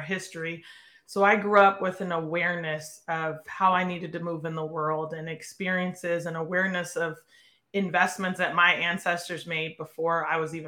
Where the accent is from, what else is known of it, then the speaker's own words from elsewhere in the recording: Portland, Oregon, United States; born and raised in Portland, Oregon